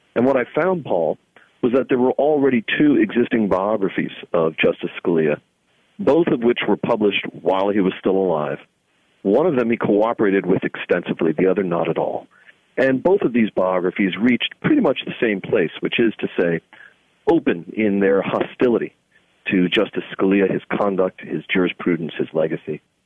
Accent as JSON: {"language": "English", "town": "New York City", "region": "New York", "country": "United States", "tie": "born or raised there", "said": "I come from Staten Island, New York, which when I grew up there was about 66% Italian"}